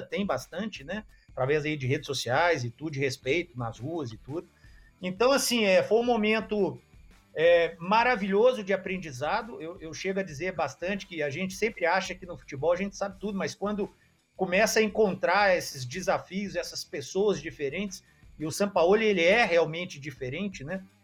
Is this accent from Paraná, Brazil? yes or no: no; Belo Horizonte, Minas Gerais, Brazil; sou de Belo Horizonte